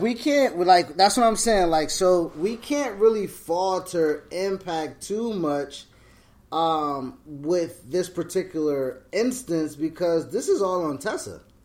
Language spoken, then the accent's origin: English; Buffalo, New York, United States; I'm from Buffalo